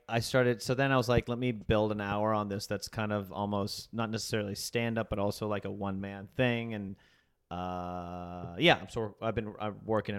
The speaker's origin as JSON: {"language": "English", "region": "the South", "country": "United States", "also_born_or_lived": "Huntsville, Alabama", "moved": "yes", "said": "I'm from the South, I'm Indian"}